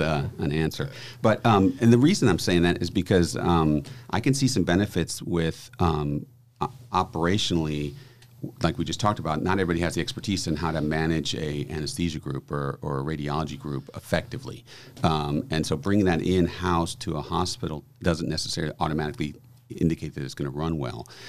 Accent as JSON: {"language": "English", "town": "New Orleans", "region": "Louisiana", "country": "United States", "tie": "born or raised there", "moved": "yes", "said": "This is my hometown, uh, so it's always great back, great to be back in New Orleans"}